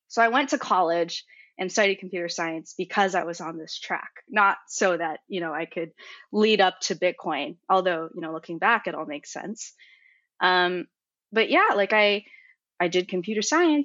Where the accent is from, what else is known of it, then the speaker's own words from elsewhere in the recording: Silicon Valley, California, United States; also born or lived in Berkeley; I was born in Silicon Valley.